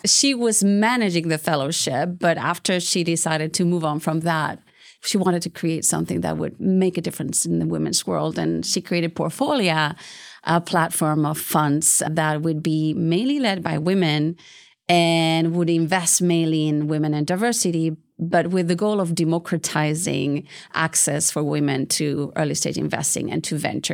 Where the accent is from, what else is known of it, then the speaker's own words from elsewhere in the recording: Bilbao, Basque Country, Spain; now in Houston, United States; So I'm from Spain. I'm originally from Bilbao.